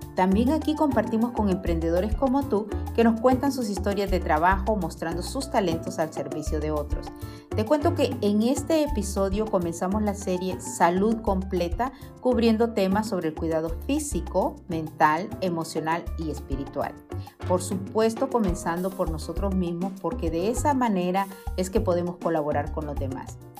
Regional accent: Honduras; moved away; de mi tierra, Catracha

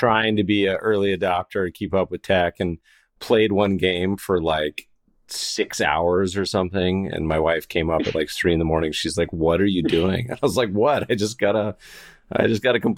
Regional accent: Colorado, United States; moved away; I grew up partially in Colorado

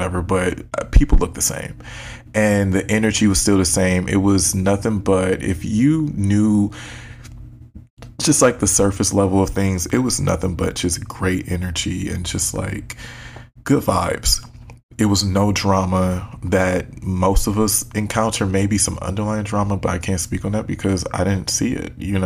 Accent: Detroit, Michigan, United States; I'm from Detroit. We talk shit.

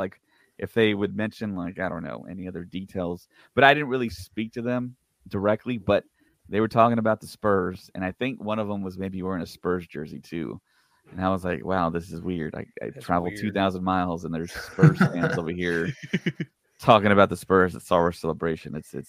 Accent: United States; accent: American; I thought that maybe I would get some pushback being an American with my accent

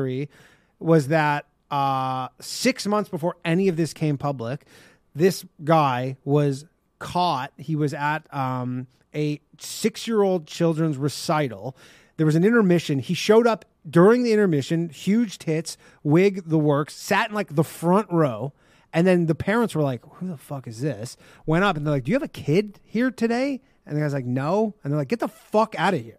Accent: Ontario, Canada; This is in Canada. Wow. So this is my hometown

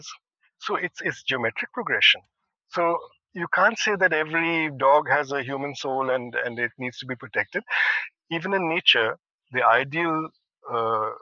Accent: India; We as Indian citizens

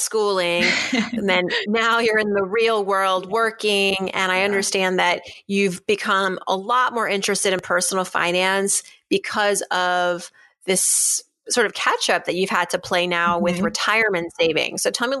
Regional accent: Shrewsbury, Massachusetts, United States; We're both from Shrewsbury, Massachusetts. You know, I bounced around a lot growing up. My parents moved, but I spent a good chunk of my childhood in Shrewsbury, Massachusetts from about age 11 to 14, formative years, I'd say.

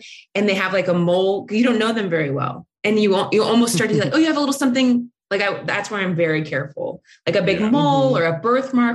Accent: Ohio, United States; I'm from Ohio

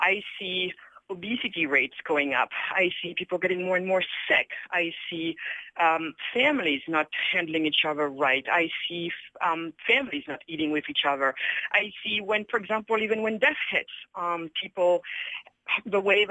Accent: Senegal; I was born in Senegal, west coast of Africa, and my family decided to move to Europe when I was only a few years old

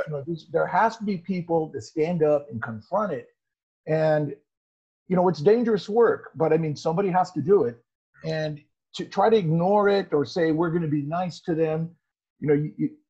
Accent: Phoenix, Arizona, United States; also born or lived in Bosnia / Croatia; I'm from Phoenix, Arizona. I'm born and raised here in Phoenix. And what I would think I was able to do is utilize my Spanish-speaking background

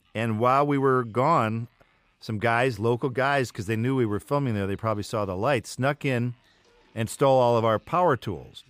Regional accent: the North, United States; as a Northerner

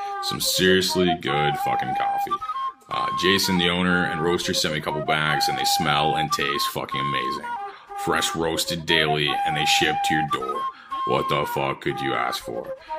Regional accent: St. Louis area, Missouri, United States

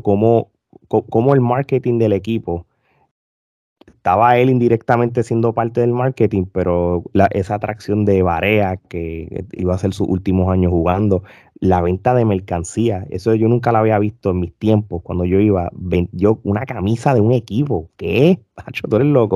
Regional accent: Puerto Rico; now in United States; yo como puertorriqueño, súper fanático del baloncesto superior, me desconecté muchos años, vivo en los Estados Unidos

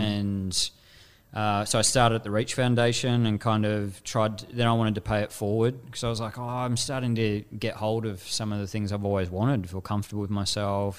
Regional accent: Frankston, Victoria, Australia; I had this dichotomy growing up in Frankston

